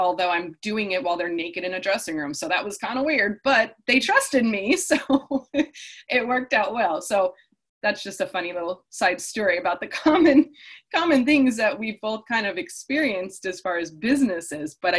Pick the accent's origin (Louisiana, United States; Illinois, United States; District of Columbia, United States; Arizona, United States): Illinois, United States; Chicago; moved away as an adult; also born or lived in Indiana; now in California, United States; I grew up in the Midwest. I grew up in Chicago, went to school in Indiana